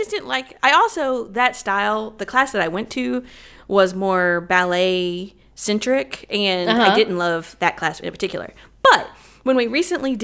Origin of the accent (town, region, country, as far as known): the South, United States; accent: Southern